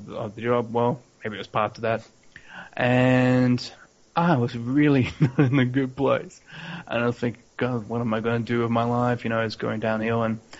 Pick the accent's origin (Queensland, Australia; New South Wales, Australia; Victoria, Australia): Victoria, Australia; Melbourne; also born or lived in Hobart, Tasmania; now in Brisbane, Australia; I'm originally from Melbourne, and if we go even further back in time, I was actually born in Tasmania in a little place called Hobart